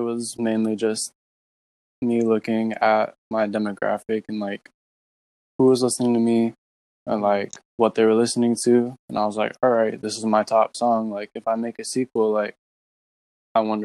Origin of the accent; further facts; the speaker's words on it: Florida, United States; I'm from Florida